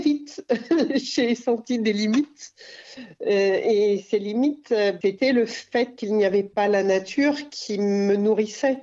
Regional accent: Cantal, Auvergne-Rhône-Alpes, France; moved away; also born or lived in Lozère / Paris / Montagne Noire; j'ai passé mon enfance dans le Cantal

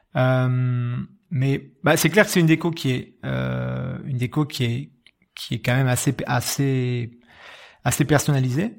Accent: Bordeaux, Nouvelle-Aquitaine, France; moved away as an adult; je suis bordelais de naissance, euh, j'ai passé, ouais, j'ai passé plus de 20 ans, les 20 premières années de ma vie

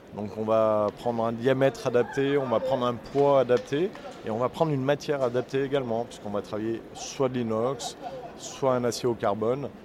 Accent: Saint-Étienne, Auvergne-Rhône-Alpes, France; je suis stéphanois

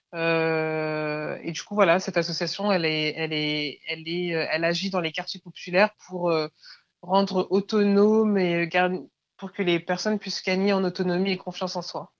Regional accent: Clichy-sous-Bois, Île-de-France, France; j'ai grandi à Clichy-sous-Bois

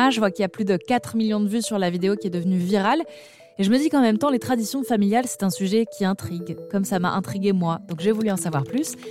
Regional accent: Strasbourg, Grand Est, France; moi, je suis pas du tout de Paris, enfin, je suis de Strasbourg

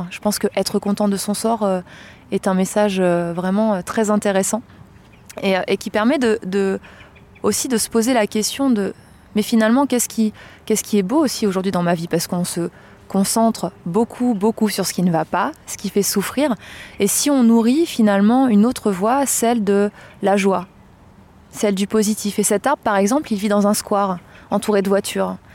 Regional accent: Blois, Centre-Val de Loire, France; dans la ville de Blois, dans le Loir-et-Cher, qui est ma ville natale.

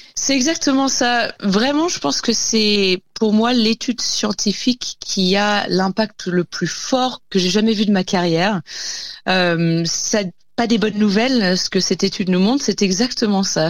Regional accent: France; chez nous en France

